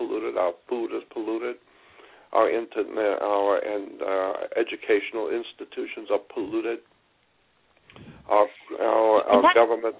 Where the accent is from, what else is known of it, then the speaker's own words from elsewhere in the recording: Pensacola, Florida, United States; grew up, born and raised in Pensacola, Florida, which is in the panhandle of Florida